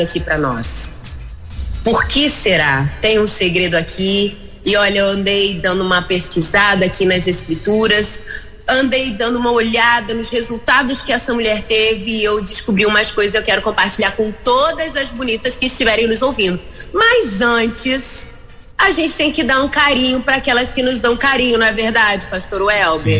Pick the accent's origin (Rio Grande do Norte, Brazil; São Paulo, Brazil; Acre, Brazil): Rio Grande do Norte, Brazil; Mossoró; Eu sou aqui de Mossoró